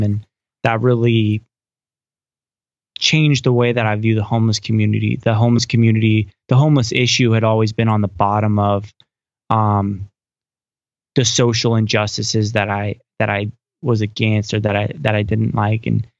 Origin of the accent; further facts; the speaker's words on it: Coos Bay, Oregon, United States; now in Salem, United States; So I'm from Coos Bay, Oregon. It's just a little coastal town in Oregon. And I grew up there.